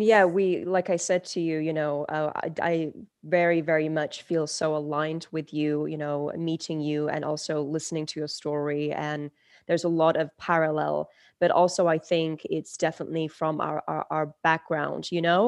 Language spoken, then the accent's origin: English; London, United Kingdom; English is a second language; also born or lived in Turkey; I was born in Turkey. and I moved to London, England at the age of five.